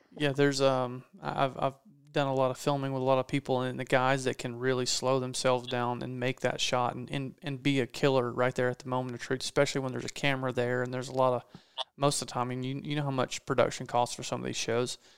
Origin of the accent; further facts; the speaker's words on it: East Coast, United States; I'm from the East Coast, grew up whitetail hunting. That's what people do here